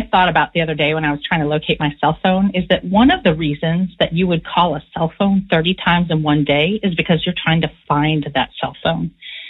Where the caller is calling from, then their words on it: San Francisco, California, United States; I'm a listener from San Francisco, and I've really enjoyed the podcast.